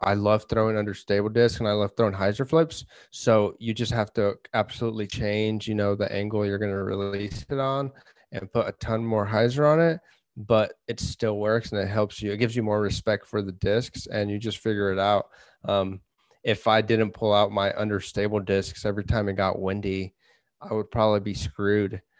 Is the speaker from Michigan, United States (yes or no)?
no; Kansas, United States; we're from Kansas, so we have a lot of wind